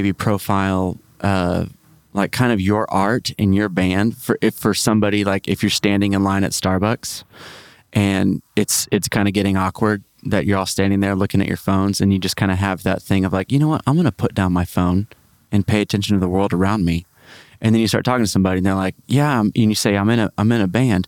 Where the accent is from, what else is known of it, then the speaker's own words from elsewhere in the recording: Great Plains, United States; I'm from the Great Plains